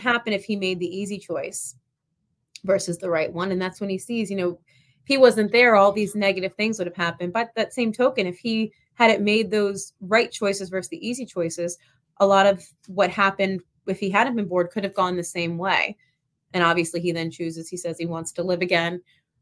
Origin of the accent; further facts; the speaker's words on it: Delanco, New Jersey, United States; So I live right on lived right on the Delaware and the Rancocas Creek, the town I lived in, Delanco.